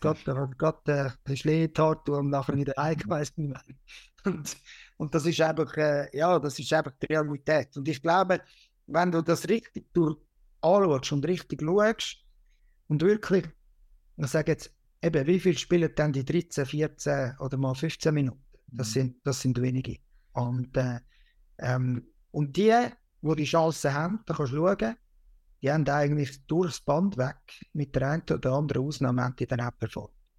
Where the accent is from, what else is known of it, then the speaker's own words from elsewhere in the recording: Switzerland; bei uns in der Schweiz